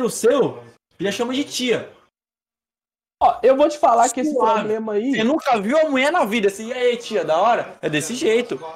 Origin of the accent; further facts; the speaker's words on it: Minas Gerais, Brazil; accent: mineiro; Por algum motivo que eu desconheço, eu perdi o sotaque mineiro, basicamente, foi.